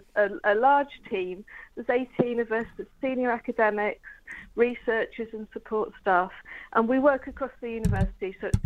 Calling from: East of England, United Kingdom; I'm actually calling from Norfolk, and it's a lovely sunny day this morning.

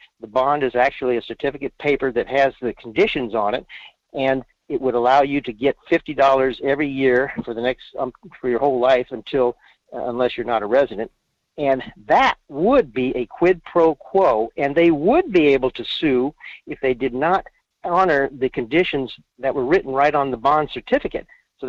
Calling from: Fairbanks, Alaska, United States; in Fairbanks.

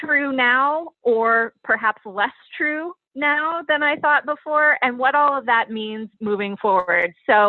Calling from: Annapolis, Maryland, United States; I am joining you from Annapolis, Maryland, which is where I live and where our office is headquartered for the time being.

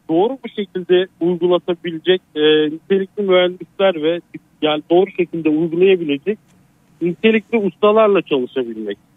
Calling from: Sakarya, Turkey; Sakarya'dan arıyorum.

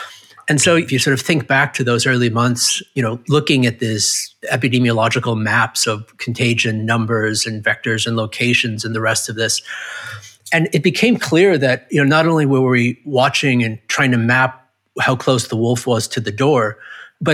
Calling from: San Diego, California, United States; I'm in San Diego, California, which is near America. This is where I waited out the pandemic, bunkered down.

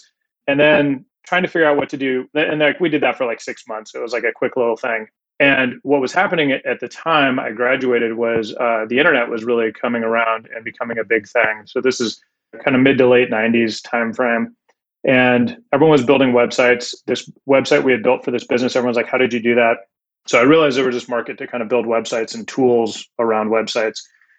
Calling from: Del Mar, California, United States; I'm joining you from Del Mar, California, where it's usually quite sunny

